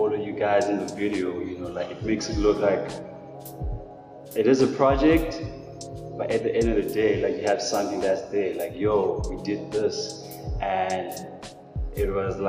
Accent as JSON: {"language": "English", "country": "South Africa", "tie": "born or raised there", "said": "I'm from a township called Shovel."}